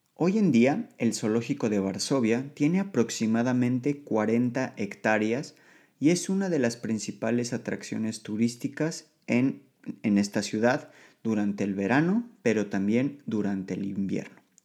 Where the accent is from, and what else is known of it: Mexico; moved away as an adult; now in Poland